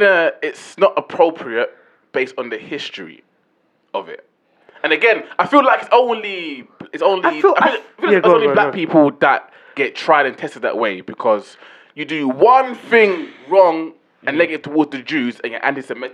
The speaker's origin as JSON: {"language": "English", "region": "London", "country": "United Kingdom", "said": "I'm coming from East London"}